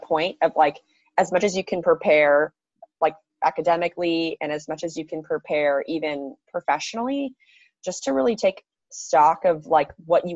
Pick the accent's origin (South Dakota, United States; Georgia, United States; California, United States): California, United States; I'm from California.